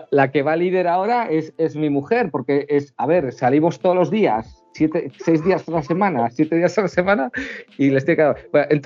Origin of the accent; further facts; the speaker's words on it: Bilbao, Basque Country, Spain; also born or lived in Cantabria; Yo soy de Bilbao, aunque llevo toda la vida en Cantabria, y la gente del norte suele ser más seca.